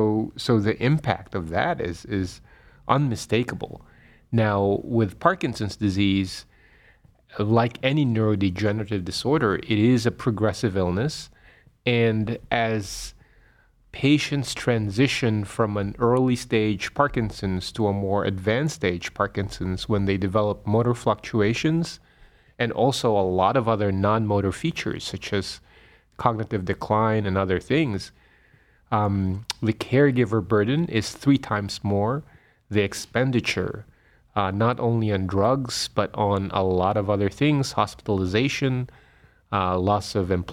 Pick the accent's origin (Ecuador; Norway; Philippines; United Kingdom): Philippines; Manila, Metro Manila; moved away as an adult; also born or lived in Pennsylvania / Boston / Rhode Island / Florida; now in Cleveland, United States; I was born in the Philippines. I was born and raised in the Philippines in Manila. And I did all my postgraduate training here in the United States.